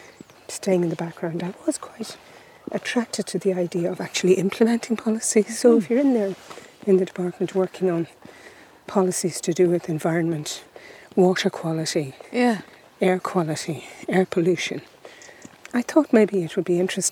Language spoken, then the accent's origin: English; Dublin, Leinster, Ireland; moved away as an adult; also born or lived in Westmeath; now in Roscommon, Ireland; I was born in Dublin and went to school in Dublin, went to UCD, worked in Dublin until I moved to Westmeath to become county manager, as it was known then.